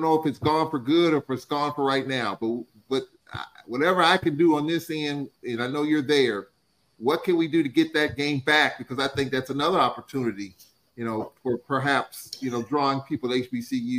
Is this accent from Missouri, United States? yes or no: yes; St. Louis, Missouri, United States; moved away; You're in St. Louis. You're in my hometown.